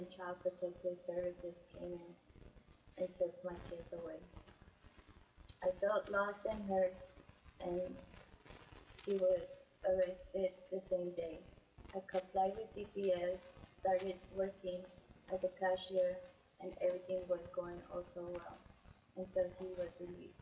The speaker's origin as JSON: {"language": "English", "town": "San Angelo", "region": "Texas", "country": "United States", "tie": "born or raised there", "said": "I was born in San Angelo, Texas"}